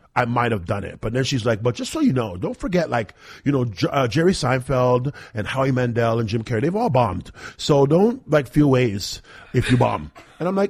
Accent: Toronto, Ontario, Canada; I was from Toronto too.

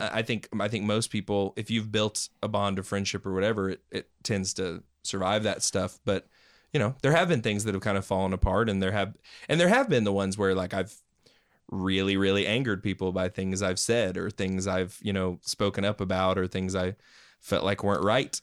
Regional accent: Knoxville, Tennessee, United States; also born or lived in Maryville; I was uh, born and raised in Knoxville

